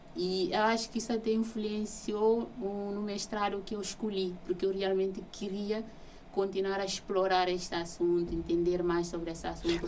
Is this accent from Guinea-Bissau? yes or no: yes; Guinea-Bissau; now in Portugal; eu cresci numa cidade na Guiné-Bissau